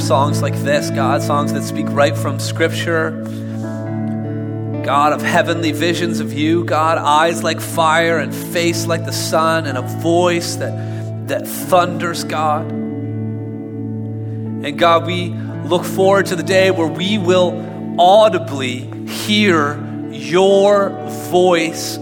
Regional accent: Canada; we're Canadian here, and Canadians do not like conflict

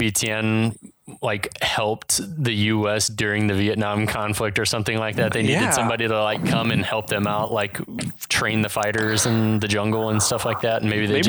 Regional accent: California, United States; Can you tell that I was born and raised in California?

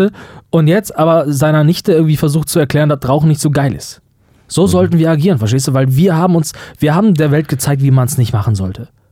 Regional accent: Germany; wir als Deutsche

